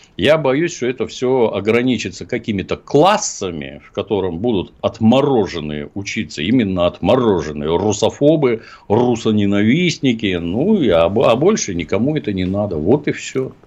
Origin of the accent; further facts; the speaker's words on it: Ukraine; moved away; also born or lived in Leningrad; я долго считал, что я украинец, раз я там родился